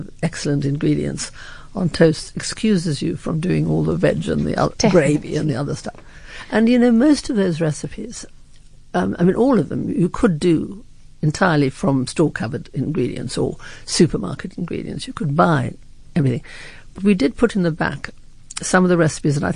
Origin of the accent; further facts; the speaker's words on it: Scotland, United Kingdom; I'm too Scottish